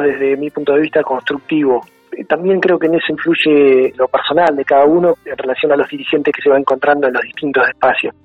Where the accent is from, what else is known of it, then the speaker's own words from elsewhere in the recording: Punta Alta, Buenos Aires Province, Argentina; also born or lived in Bahía Blanca; nací en la maternidad del sur, pero mis papás vivían en Punta Alta